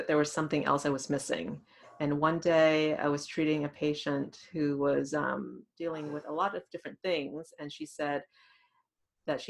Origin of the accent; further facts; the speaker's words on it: Thailand; English is a second language; also born or lived in Massachusetts, United States; now in Columbus, United States; I grew up in Thailand, went to schools in Massachusetts, near Boston.